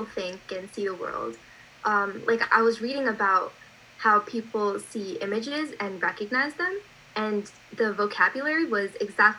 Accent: New York, United States; I'm a 17-year-old from New York

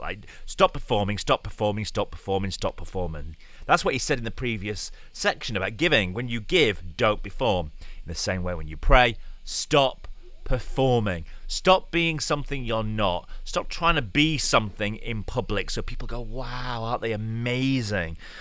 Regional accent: United Kingdom; being British

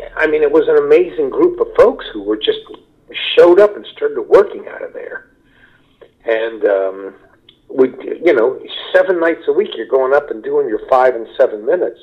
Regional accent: United States; moved away as an adult; also born or lived in Los Angeles, United States / Kentucky / Ohio; now in Middletown, United States; I grew up in Kentucky and in Ohio we moved back here.

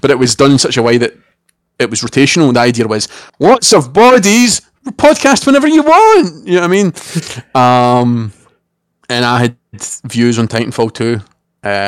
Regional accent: Scotland, United Kingdom

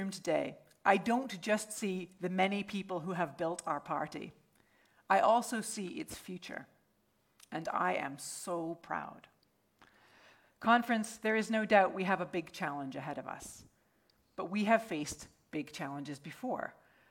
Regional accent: Edinburgh, Scotland, United Kingdom; in my hometown in Edinburgh

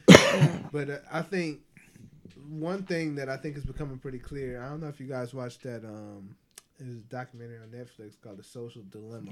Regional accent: Ecuador; growing up in Ecuador, I grew up around predominantly white people.

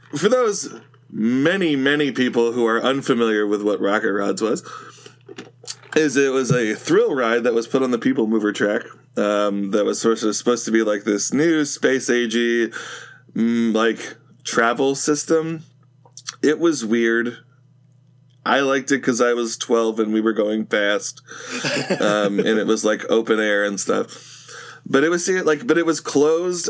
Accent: Northern California, United States; I grew up in Northern California

